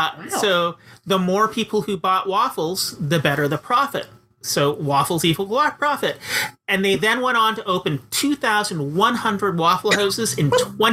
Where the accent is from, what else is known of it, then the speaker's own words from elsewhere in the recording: Canada; As a Canadian, I'm actually not that familiar with a lot of American cultural touchstones